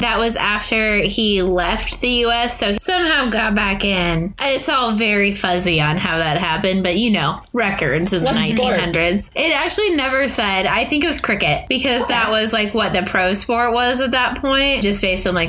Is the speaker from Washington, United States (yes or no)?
yes; Washington, United States; moved away; also born or lived in Midwest; growing up in Washington